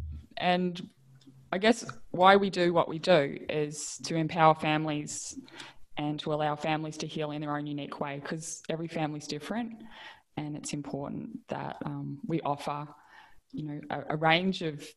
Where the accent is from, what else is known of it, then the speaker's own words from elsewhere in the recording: the Wimmera, Victoria, Australia; I come from the Wimmera